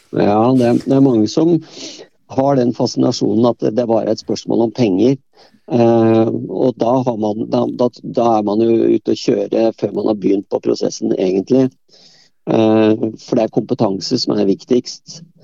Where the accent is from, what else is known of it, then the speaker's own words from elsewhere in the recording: Bærum, Akershus, Norway; selv om jeg kom fra Bærum, så kom jeg fra et typisk sånn eh, arbeiderstrøk.